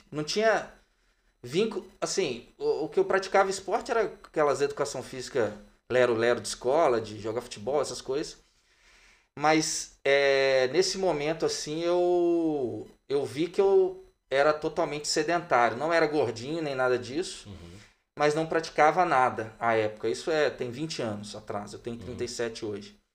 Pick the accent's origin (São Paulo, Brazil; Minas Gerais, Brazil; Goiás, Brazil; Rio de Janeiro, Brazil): Minas Gerais, Brazil; Juiz de Fora; moved away as an adult; now in Belo Horizonte, Brazil; eu sou de Juiz de Fora, natural de Juiz de Fora, eu vim para Belo Horizonte no ano de 2006, mas toda a minha infância, adolescência foi em Juiz de Fora.